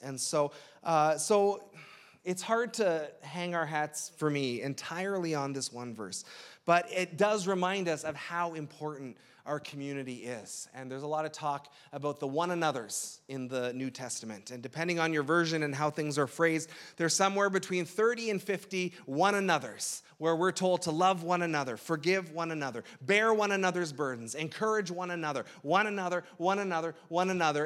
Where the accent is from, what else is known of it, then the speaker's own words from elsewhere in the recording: Toronto, Ontario, Canada; moved away as an adult; I'm from the Toronto area. My parents are still up there